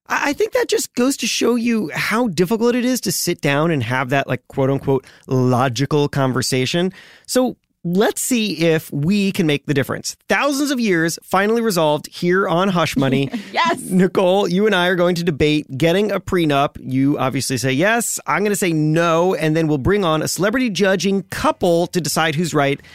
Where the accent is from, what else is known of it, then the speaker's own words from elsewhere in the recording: Miami, Florida, United States; I grew up in Miami